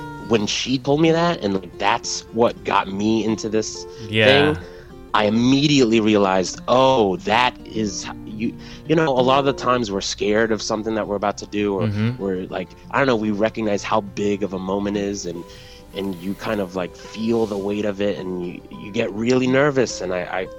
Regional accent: Texas, United States; moved away as an adult; now in New York City, United States; I grew up in Texas, but I moved here

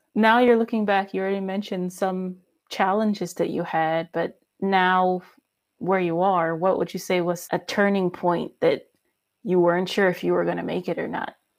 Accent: United States; now in Germany; I'm American, but I live in Germany

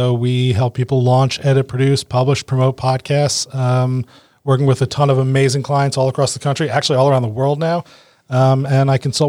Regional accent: New Jersey, United States; I am from New Jersey

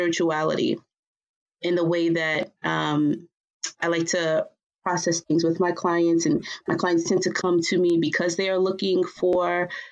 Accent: New York City, New York, United States; I was born and raised in Brooklyn

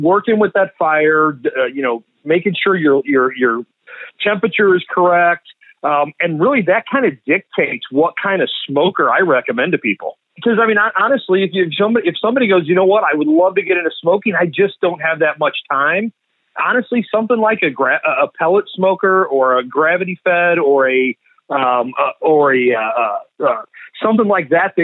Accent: St. Louis, Missouri, United States; also born or lived in Kansas City; I'm from St. Louis, though, born and raised, and diehard Cardinals

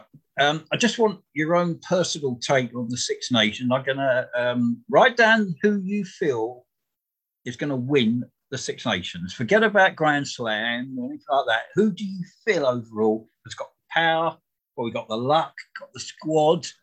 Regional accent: England, United Kingdom; We're all English here.

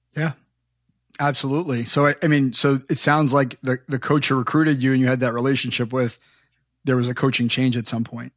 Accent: Long Island, New York, United States; I grew up on Long Island, right near Hofstra

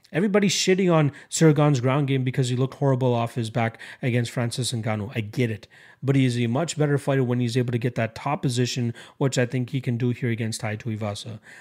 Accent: Canada; as a Canadian

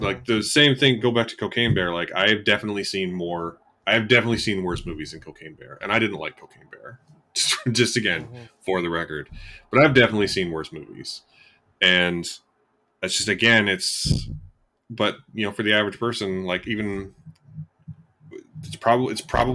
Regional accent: Canada; we are Canadian

